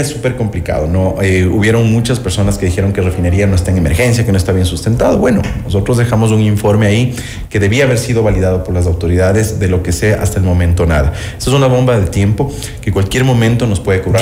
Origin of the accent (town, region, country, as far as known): Ecuador